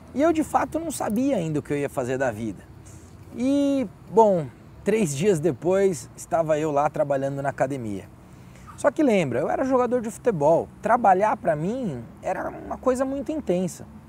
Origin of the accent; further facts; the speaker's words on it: Guarulhos, São Paulo, Brazil; moved away; eu voltei para o Brasil e na cidade de Guarulhos, de onde eu sou